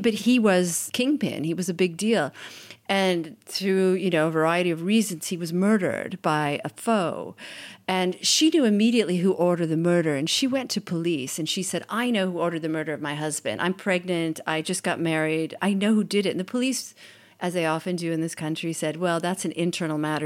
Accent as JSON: {"language": "English", "country": "United States", "moved": "as an adult", "lives_now": "Italy", "said": "I'm an American. I've been in Italy since nineteen ninety-six working as a journalist"}